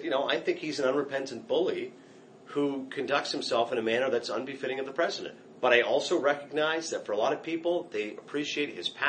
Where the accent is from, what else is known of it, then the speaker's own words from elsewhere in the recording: Canada; moved away as an adult; now in United States; I'm Canadian, so I did not cast a vote.